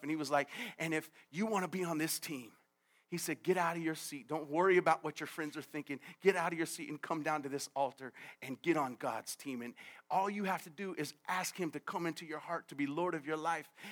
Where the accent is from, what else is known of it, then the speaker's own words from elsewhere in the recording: United States; I grew up in America